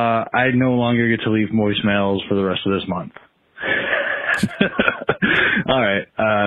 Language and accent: English; Minnesota, United States; I'm from Minnesota